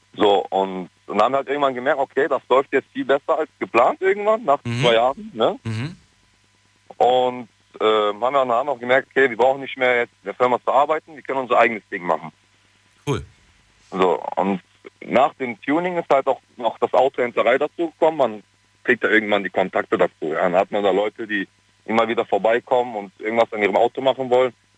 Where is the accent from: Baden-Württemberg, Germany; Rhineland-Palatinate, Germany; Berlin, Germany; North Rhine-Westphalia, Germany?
North Rhine-Westphalia, Germany; Cologne; moved away as an adult; now in Switzerland; ich komme eigentlich aus Köln